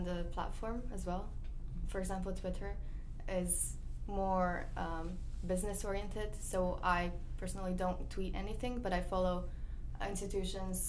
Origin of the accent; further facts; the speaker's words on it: Croatia; now in United States; from Croatia, and I am a junior at West Nottingham